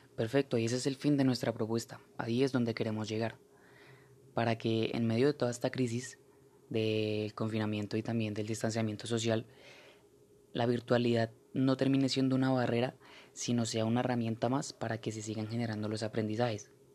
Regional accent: Colombia; seguir progresando como colombianos

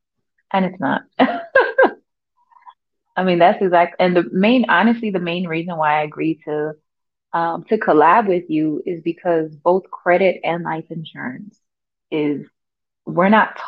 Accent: Chicago, Illinois, United States; Born and raised in Chicago

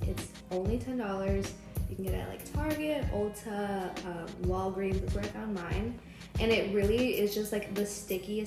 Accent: San Antonio, Texas, United States; I'm from San Antonio, I'm 23

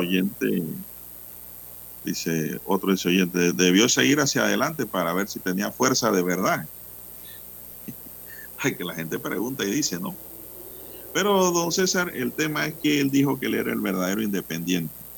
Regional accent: Panama; Panamá te hablan dos palabras en español y una en inglés

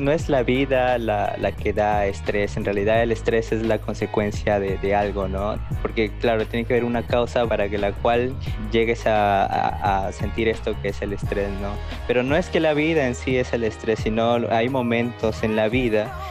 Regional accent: Peru; Eh, bueno, yo soy el peruano aquí, eh, vivo ahora en la ciudad de Piura, ciudad del eterno calor.

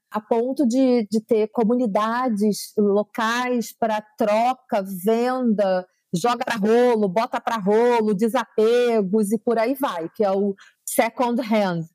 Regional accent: São Gonçalo, Rio de Janeiro, Brazil; Eu sou de São Gonçalo, que é a região metropolitana do Rio de Janeiro

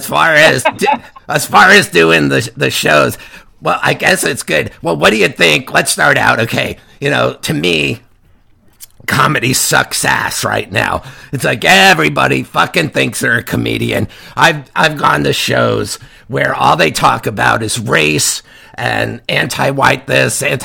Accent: Kearny, New Jersey, United States; I'm from Kearney, New Jersey

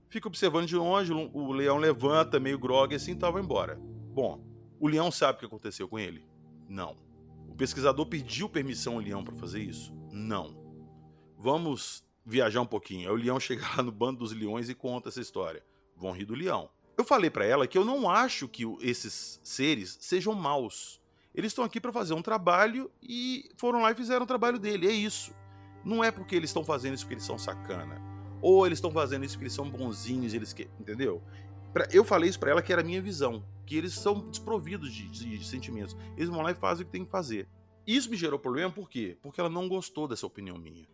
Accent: Minas Gerais, Brazil; eu sou de Minas

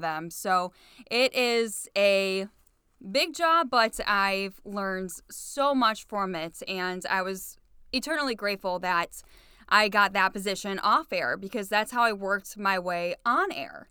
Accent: Cleveland, Ohio, United States; also born or lived in Painesville Township, Ohio; I wanted to be a T V news reporter in Cleveland for my hometown, so that's why I didn't want to leave my hometown.

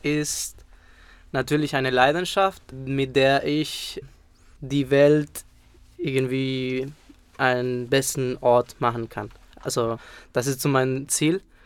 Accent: Spain; moved away; Ich bin dort aufgewachsen

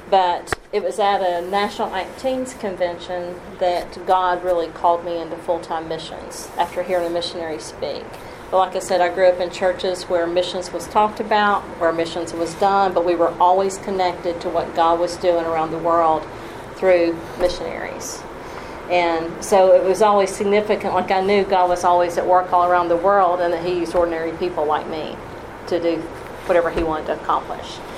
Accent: Tennessee, United States; also born or lived in Kentucky / Alabama; I was raised in churches in Tennessee and Kentucky and Alabama.

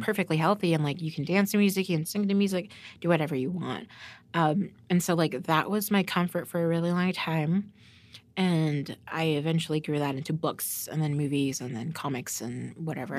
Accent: Norman, Oklahoma, United States; I grew up in Norman, so it's like a white suburbia university

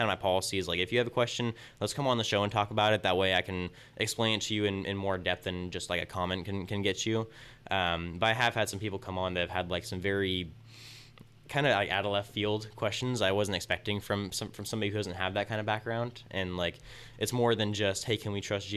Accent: Tulare, California, United States; born and raised in Tulare

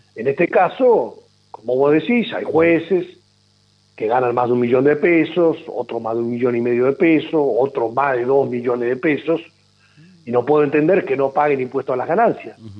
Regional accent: Argentina; nosotros como Argentina

